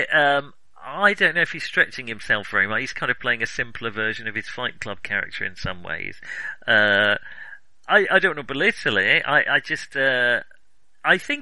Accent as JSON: {"language": "English", "country": "United Kingdom", "said": "I'm British"}